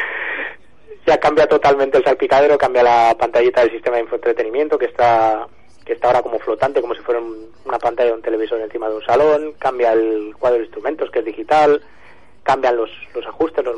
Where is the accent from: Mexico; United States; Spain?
Spain; Pontevedra, Galicia; moved away; en mi tierra, además, en Pontevedra